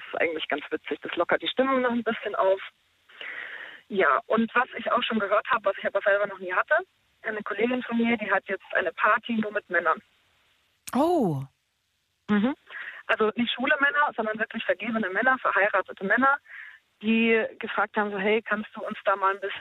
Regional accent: Ulm, Baden-Württemberg, Germany

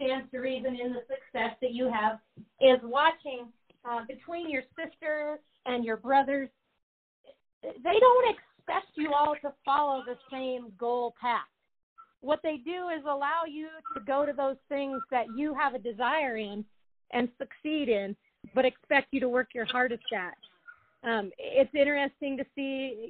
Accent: Colorado, United States; I'm from Colorado

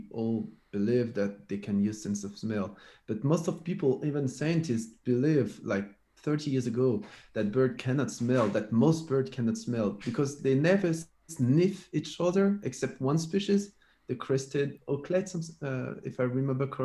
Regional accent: France; I came from France

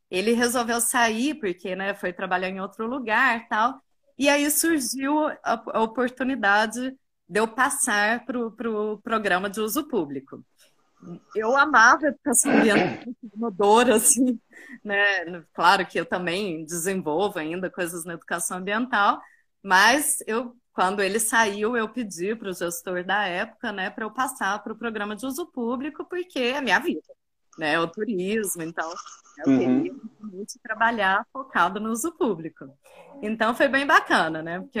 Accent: Cerrado, Brazil; born there; E trabalhei muito no Cerrado, porque eu nasci no Cerrado.

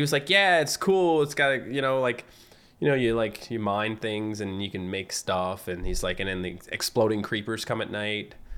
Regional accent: Fogo Island, Newfoundland and Labrador, Canada; accent: Newfie; moved away as an adult; I lived on an island. Like, I'm from Fogo Island, so, like, we didn't even have high-speed internet until two thousand eight

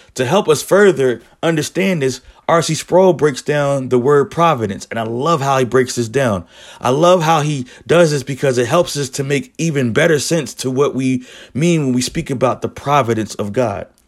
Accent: Philadelphia, Pennsylvania, United States; I'm from Philly.

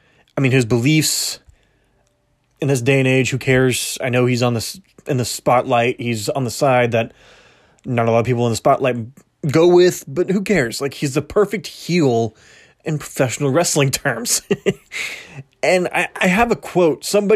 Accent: Kansas, United States; I'm from Kansas.

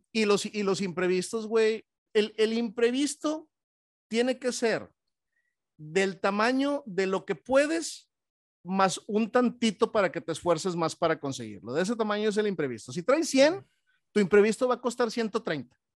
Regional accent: Monterrey, Nuevo León, Mexico; como buenos regiomontanos

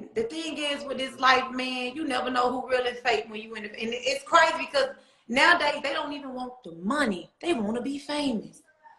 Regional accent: Atlanta, Georgia, United States; Growing up in Atlanta, period, it was for me, it was everything.

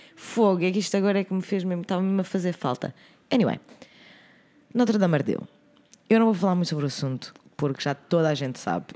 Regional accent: Oeiras, Lisbon, Portugal; na minha terra natal, meu querido Conselho de Oeiras

